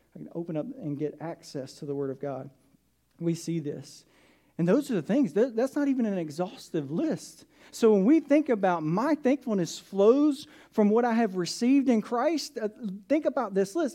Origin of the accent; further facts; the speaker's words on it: south of Atlanta, Georgia, United States; I grew up in Atlanta, south of Atlanta